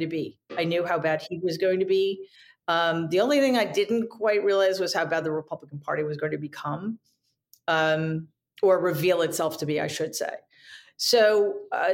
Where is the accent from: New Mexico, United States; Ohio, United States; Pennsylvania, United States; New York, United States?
New York, United States; as a New Yorker